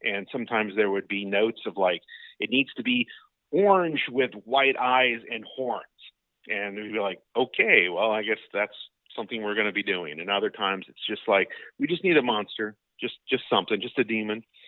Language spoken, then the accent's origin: English; Seminole, Florida, United States; I grew up in Seminole, Florida